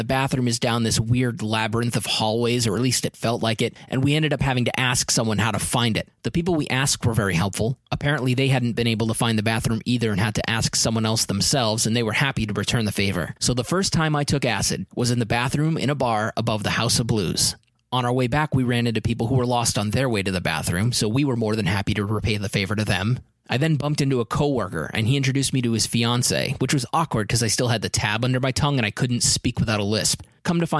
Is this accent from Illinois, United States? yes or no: no; New Hampshire, United States; I'm from New Hampshire.